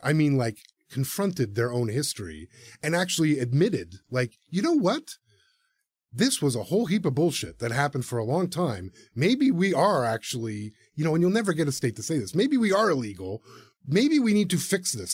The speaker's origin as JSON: {"language": "English", "town": "Toronto", "region": "Ontario", "country": "Canada", "tie": "born or raised there", "also_born_or_lived": "Serpent River First Nation (family origin)", "said": "I was born in Toronto"}